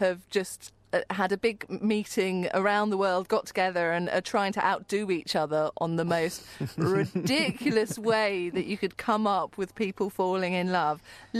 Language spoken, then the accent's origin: English; United Kingdom; as a British person